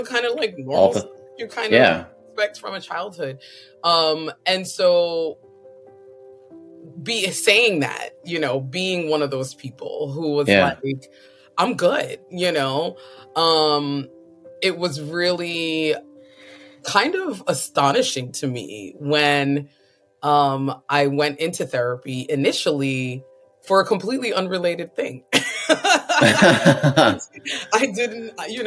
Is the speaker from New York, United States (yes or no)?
yes; New York, United States; I grew up in New York